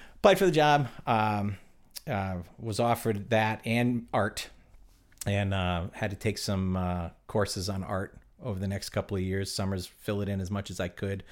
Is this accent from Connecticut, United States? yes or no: yes; Connecticut, United States; moved away; also born or lived in Cape Cod, Massachusetts; I was from, I'm from Connecticut